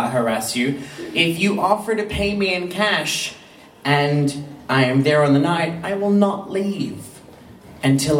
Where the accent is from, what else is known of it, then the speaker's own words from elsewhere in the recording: Australia; I'm an Australian.